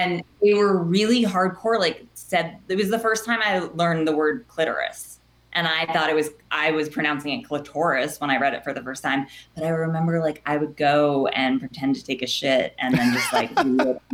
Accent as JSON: {"language": "English", "town": "Los Angeles", "region": "California", "country": "United States", "accent": "Valley girl", "said": "I am from the Valley and I still live in the Valley."}